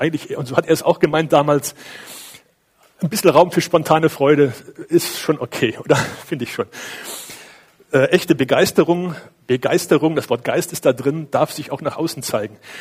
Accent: Cologne, North Rhine-Westphalia, Germany; now in Feldkirchen; bei uns in Köln

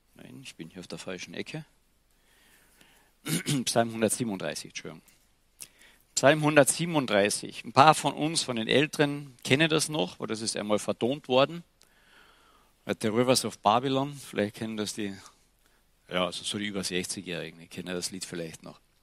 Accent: Klagenfurt, Carinthia, Austria; Bei uns in Klagenfurt

